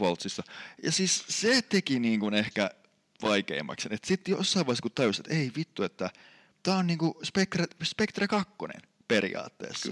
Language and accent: Finnish; Sastamala, Pirkanmaa, Finland; kotipaikkakuntani Sastamalan